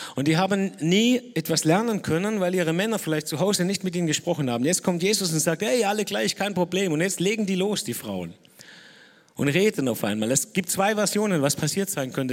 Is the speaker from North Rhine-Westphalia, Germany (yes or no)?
no; Dettingen an der Erms, Baden-Württemberg, Germany; ich bin aus Nettingen, Ermstal